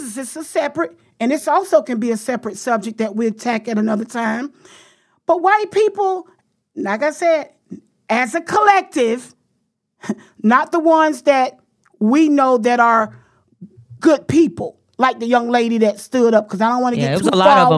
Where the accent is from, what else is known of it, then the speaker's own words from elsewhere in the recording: the South, United States; I'm from the South